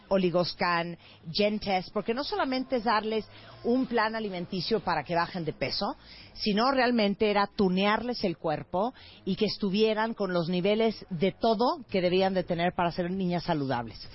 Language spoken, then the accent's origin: Spanish; Japan; Yo soy japonés.